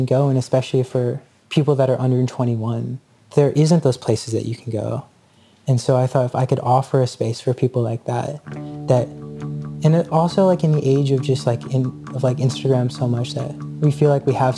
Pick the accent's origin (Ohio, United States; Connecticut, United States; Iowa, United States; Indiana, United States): Indiana, United States; Indianapolis; now in Chicago, United States; growing up in Indianapolis